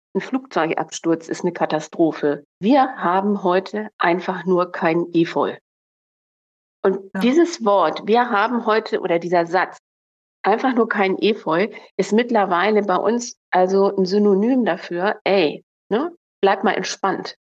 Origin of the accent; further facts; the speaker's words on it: Northern Germany, Germany; also born or lived in Munich; als Norddeutsche nach Bayern